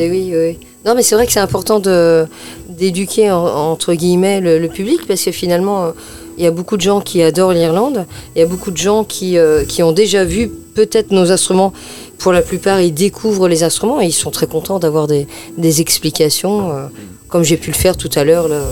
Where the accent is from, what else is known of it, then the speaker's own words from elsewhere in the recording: France; qu'on est des Français